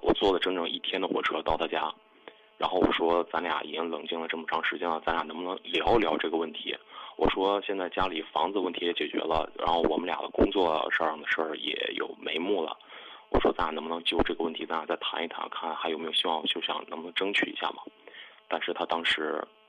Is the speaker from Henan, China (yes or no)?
yes; Henan, China; 咱们河南话就说的活的窝囊